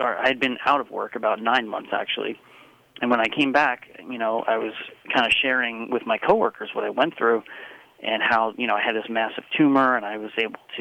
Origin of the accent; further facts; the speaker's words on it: Long Island, New York, United States; now in Virginia, United States; where I grew up on Long Island, New York, it is not the Bible Belt.